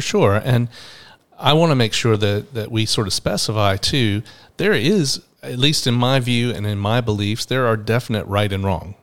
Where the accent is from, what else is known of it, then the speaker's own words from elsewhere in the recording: Atlanta, Georgia, United States; in my twenties and growing up in Atlanta